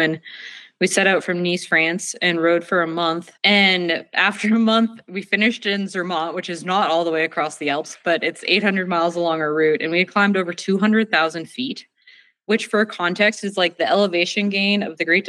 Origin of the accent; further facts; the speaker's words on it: Northeast, United States; now in Victor, Idaho, United States; I grew up in the Northeast where winters are dark and cold